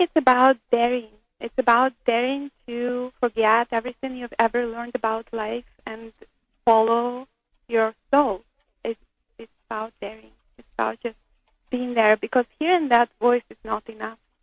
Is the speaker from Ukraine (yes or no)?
yes; Ukraine; moved away as an adult; also born or lived in Israel; I was born in Soviet Ukraine